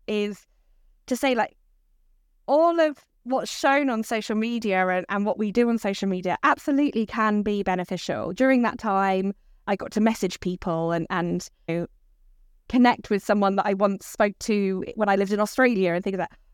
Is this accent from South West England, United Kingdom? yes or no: yes; Dorset, South West England, United Kingdom; now in Brighton, United Kingdom; I grew up in Dorset